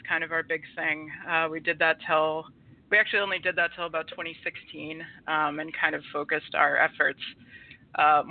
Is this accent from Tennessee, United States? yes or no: no; Marshfield, Massachusetts, United States; also born or lived in Georgia; I'm from Massachusetts, originally in South Shore area. I grew up in Marshfield.